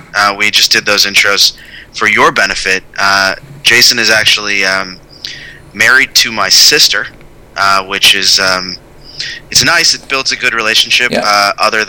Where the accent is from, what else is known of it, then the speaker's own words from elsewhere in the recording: Chicago, Illinois, United States; now in New York, United States; I'm from Chicago. I live in New York.